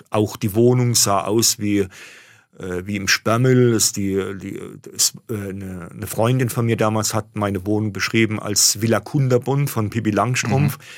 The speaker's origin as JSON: {"language": "German", "town": "Mannheim", "region": "Baden-Württemberg", "country": "Germany", "tie": "born or raised there", "said": "Ich bin aufgewachsen im Stadtteil Schönau, der damals als sozialer Brennpunkt galt."}